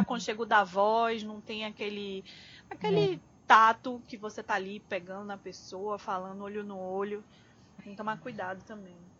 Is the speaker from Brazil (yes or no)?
yes; Northeast Region, Brazil; a gente é nordestino também